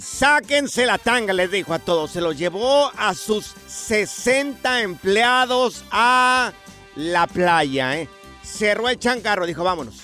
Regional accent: Jalisco, Mexico; Yo soy del estado de Jalisco

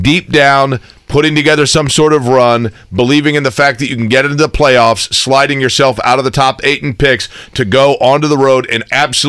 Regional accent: Indianapolis, Indiana, United States; born or raised there

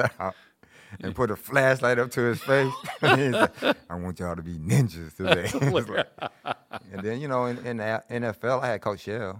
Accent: Greenville, United States; born there; I was born in Greenville. My family's from Greenville.

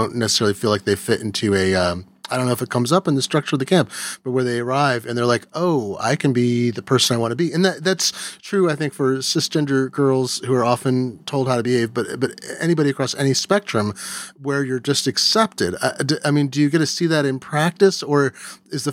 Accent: Eugene, Oregon, United States; I grew up in Eugene, Oregon

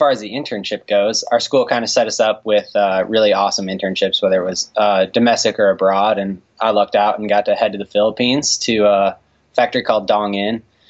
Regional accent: Michigan, United States; moved away as an adult; Yeah, so I grew up in Michigan.

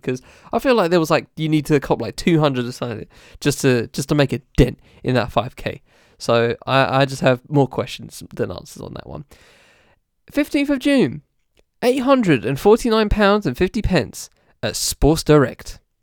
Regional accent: United Kingdom

